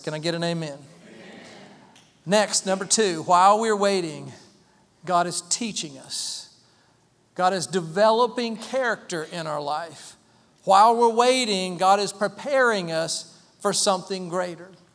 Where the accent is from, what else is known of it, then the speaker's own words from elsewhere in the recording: Waynesville, North Carolina, United States; moved away; We grew up in Waynesville, small town, Waynesville, small county, Haywood County.